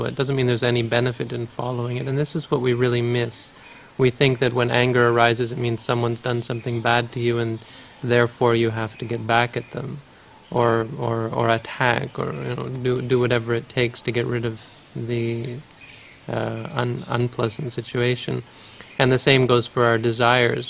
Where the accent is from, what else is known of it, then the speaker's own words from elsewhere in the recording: Canada; also born or lived in United States; I'm from Canada